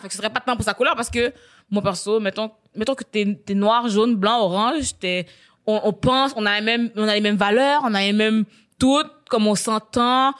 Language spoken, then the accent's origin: French; Quebec, Canada; je suis née au Québec